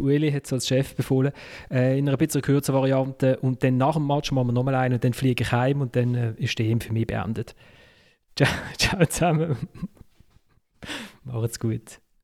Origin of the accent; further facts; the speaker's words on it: Basel, Basel-Stadt, Switzerland; als Basler